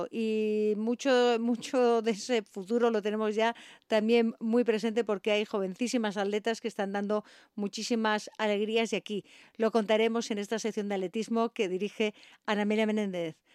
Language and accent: Spanish; Tarragona, Catalonia, Spain; moved away as an adult; now in Asturias, Spain; soy un pueblo de Tarragona, de Ascón. De un pueblo de Tarragona.